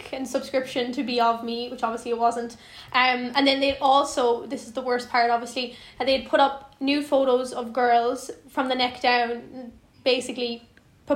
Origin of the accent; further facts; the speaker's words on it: Skibbereen, Munster, Ireland; I'm from Skibbereen in West Cork.